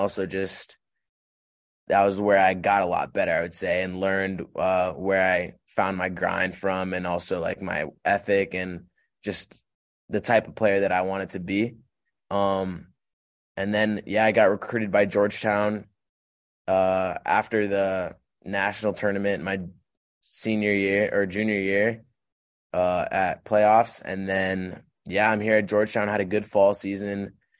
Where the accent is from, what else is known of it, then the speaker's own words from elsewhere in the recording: Nigeria; also born or lived in Haiti / Sri Lanka; I grew up in Nigeria, Haiti, and Sri Lanka. So I kind of moved all around the world.